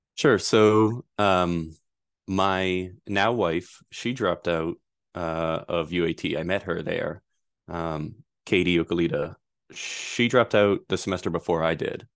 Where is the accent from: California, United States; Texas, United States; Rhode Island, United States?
Rhode Island, United States; Pawtucket; I grew up in Pawtucket, Rhode Island